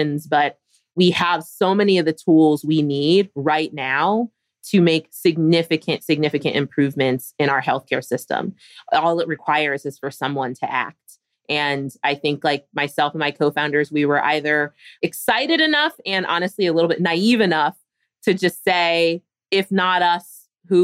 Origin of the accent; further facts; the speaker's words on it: Philadelphia, Pennsylvania, United States; I grew up in Philadelphia.